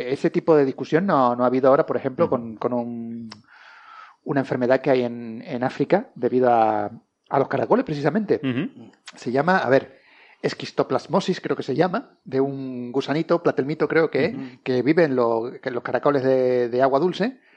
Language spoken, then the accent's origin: Spanish; Canary Islands, Spain; como buen canario